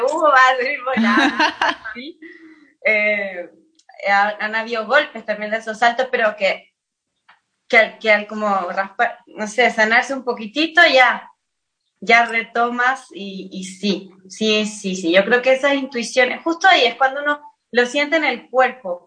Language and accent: Spanish; Chile; nací en Chile, eh, todos mis papás ya nacieron en Chile, pero todos mis ancestros son italianos